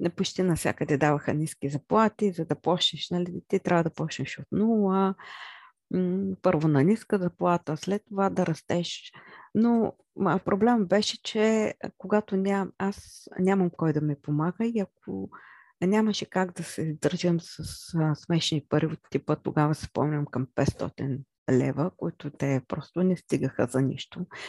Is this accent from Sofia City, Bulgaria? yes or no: no; Chirpan, Stara Zagora Province, Bulgaria; аз съм родена в Стара Загора, но израснах в град Черпан